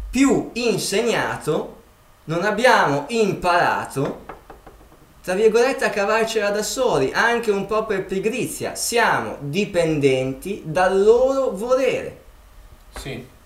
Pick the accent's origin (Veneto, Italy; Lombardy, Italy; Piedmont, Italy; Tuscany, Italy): Lombardy, Italy; Milan; io sono nato a Milano, sono sempre stato a Milano, ho visto la campagna di sfuggita quando andavo a fare un giro